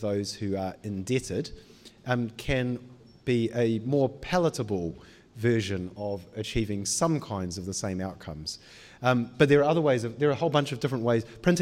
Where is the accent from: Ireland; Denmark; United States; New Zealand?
New Zealand; Auckland; moved away as an adult; also born or lived in United Kingdom; I grew up in Panmure